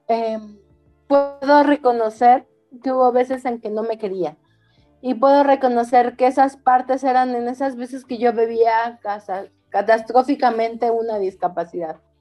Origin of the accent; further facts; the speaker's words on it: Mexico; nosotras como mexicanas, como mexicanos, como cultura